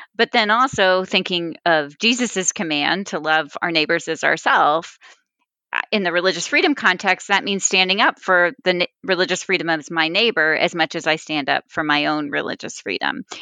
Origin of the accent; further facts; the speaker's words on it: Texas, United States; originally from Texas. Uh, so I grew up in churches that used to be Southern Baptist.